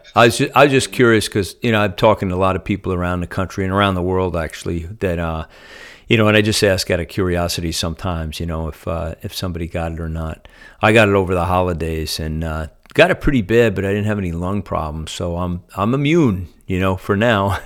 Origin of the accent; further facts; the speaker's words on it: Northeast, United States; moved away; I'm from the Northeast